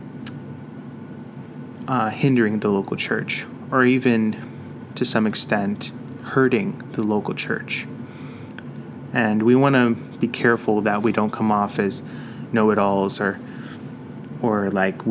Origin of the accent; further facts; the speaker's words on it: New York City, New York, United States; now in Ankeny, United States; My dad was a missionary for 22 years in Queens, New York. I was born in Queens